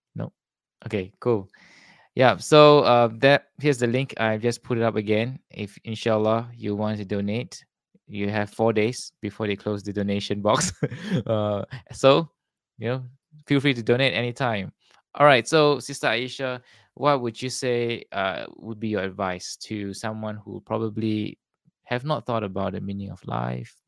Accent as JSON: {"language": "English", "country": "Singapore", "said": "I'm from Singapore, somewhere in Southeast Asia, below Malaysia."}